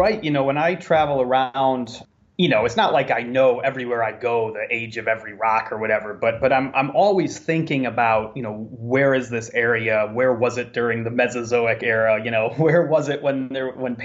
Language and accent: English; Chicago, Illinois, United States; moved away; growing up in the Midwest